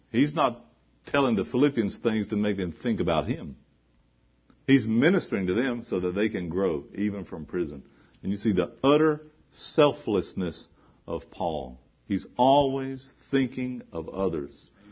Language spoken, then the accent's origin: English; the South, United States; I was growing up in the South, we had this little gospel chorus we used to sing.